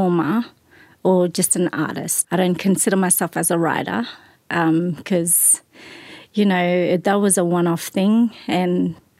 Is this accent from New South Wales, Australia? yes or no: no; far north Queensland, Australia; moved away as an adult; also born or lived in Cairns / North Stradbroke Island / Brisbane; now in Glebe, Australia; I was born in far north Queensland in Cairns, but I grew up on Jabulgai country, which is up in the mountain ranges. And around about year 9, I then moved to North Stradbroke Island, where I grew up in Brisbane.